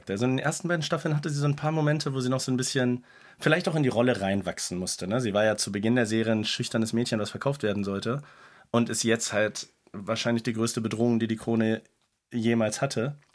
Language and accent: German; Cologne, North Rhine-Westphalia, Germany; bin Kölner, klar.